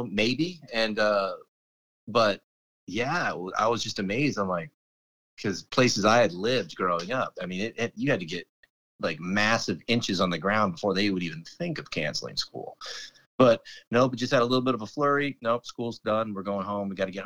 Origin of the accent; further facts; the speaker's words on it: Fairfax County, Virginia, United States; also born or lived in Alabama / Northern California / Bellevue, Nebraska; Jason and I both grew up in Fairfax County, Virginia, or Northern Virginia